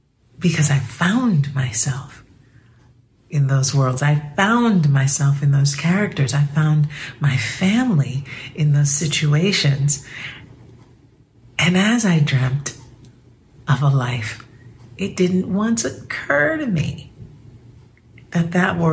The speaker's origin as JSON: {"language": "English", "town": "New York City", "region": "New York", "country": "United States", "tie": "born or raised there", "said": "I grew up in the Bronx, the daughter of proud Cuban immigrants"}